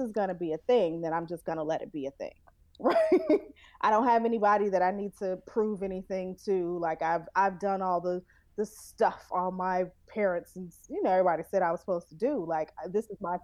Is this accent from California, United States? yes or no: no; Chicago, Illinois, United States; I'm from Chicago, and I was pretty much raised in the Nation of Islam